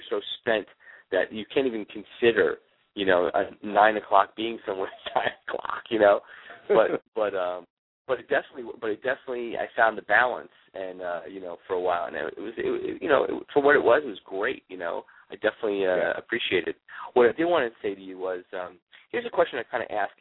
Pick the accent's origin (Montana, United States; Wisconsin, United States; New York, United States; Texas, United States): New York, United States; also born or lived in California; now in Florida, United States; I grew up in New York